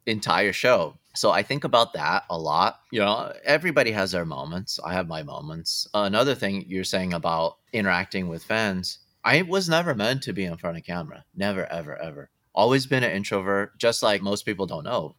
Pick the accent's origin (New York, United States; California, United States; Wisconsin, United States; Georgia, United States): California, United States; Southern; I grew up in Southern California